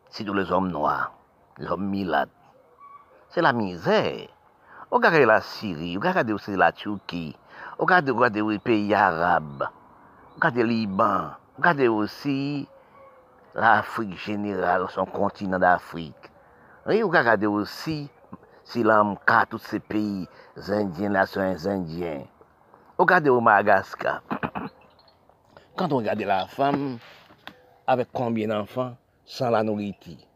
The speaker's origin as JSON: {"language": "French", "country": "Haiti", "tie": "born there", "said": "parce que je suis né en Haïti, j'ai cru savoir la misère, connaître la misère."}